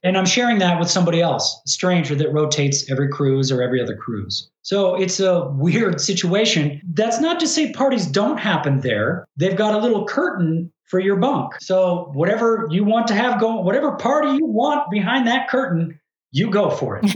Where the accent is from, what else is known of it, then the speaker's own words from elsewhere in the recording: United States; just being American